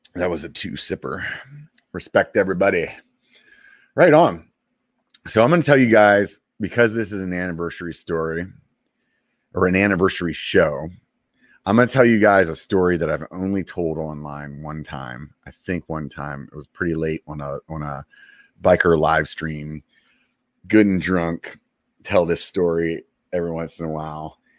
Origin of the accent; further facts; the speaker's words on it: Pennsylvania, United States; moved away; I'm from Pennsylvania